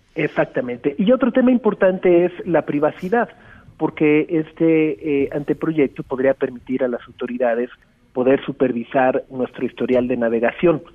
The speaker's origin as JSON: {"language": "Spanish", "country": "Mexico"}